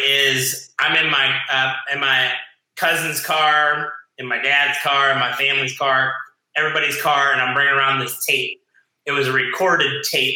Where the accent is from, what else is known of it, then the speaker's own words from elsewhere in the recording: Ohio, United States; moved away as an adult; also born or lived in Hawaii / Las Vegas; now in South Florida, United States; I was raised on this big farm in Ohio